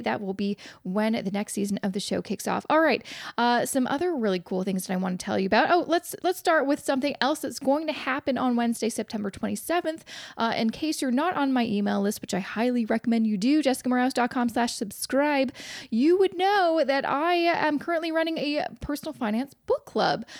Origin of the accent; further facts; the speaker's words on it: Vancouver, British Columbia, Canada; moved away; my hometown of Vancouver